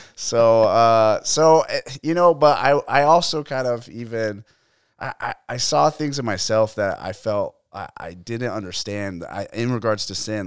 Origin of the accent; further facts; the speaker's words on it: Phoenix, Arizona, United States; I grew up in Arizona. I grew up in East Phoenix, Arcadia area